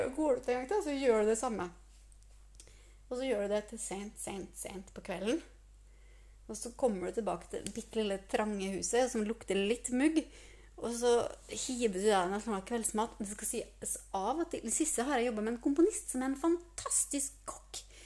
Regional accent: Trondheim, Trøndelag, Norway; moved away; also born or lived in Sørlandet; jeg er fra Trondheim

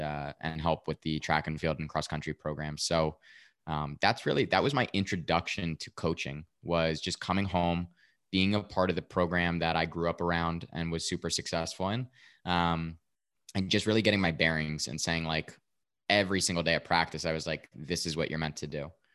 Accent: Westfield, New Jersey, United States; born or raised there

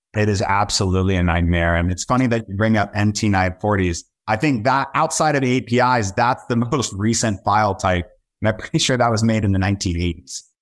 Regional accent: Southern California, United States; now in Brooklyn, New York, United States; based out of Brooklyn, New York, born and raised in Southern California

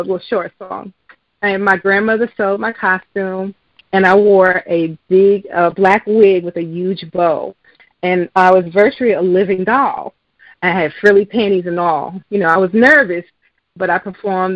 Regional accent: New York City, New York, United States; growing up in New York City

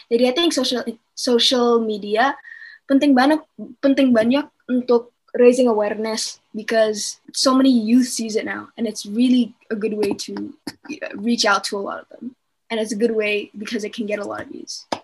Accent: Jakarta, Indonesia; Canadian mama gue dari Kanada uh, bapak gue dari Bali uh, tapi I live in Jakarta tinggal di Jakarta udah 16 tahun sih

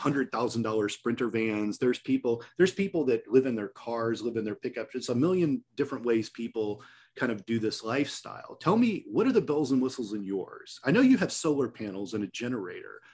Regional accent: Indiana, United States; my home state of Indiana

